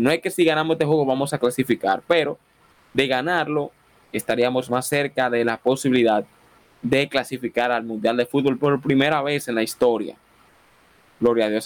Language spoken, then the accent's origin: Spanish; Dominican Republic; No soy colombiano, no soy venezolano, soy dominicano